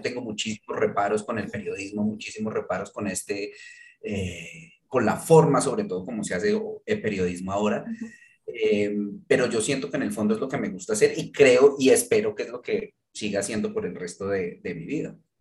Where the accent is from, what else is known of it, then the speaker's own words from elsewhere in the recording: Manizales, Caldas, Colombia; moved away; yo me fui de Manizales hace 22 años, o sea, ya llevo más tiempo viviendo por fuera que, en lo que viví Manizales